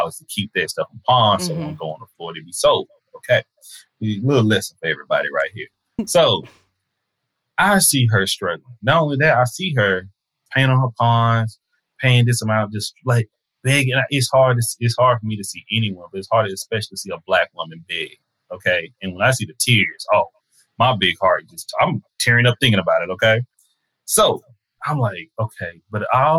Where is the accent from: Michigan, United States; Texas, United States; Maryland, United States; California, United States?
Texas, United States; Tyler; also born or lived in Fort Worth, Texas; In a very racist town in Tyler, Texas. We stayed in the north side of Tyler, Black neighborhood